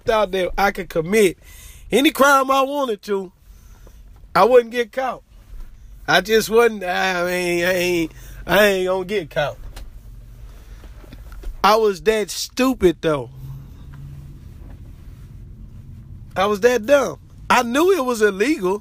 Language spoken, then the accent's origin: English; Richmond, United States; also born or lived in Houston, Texas; I moved from Houston to Richmond in the fourth grade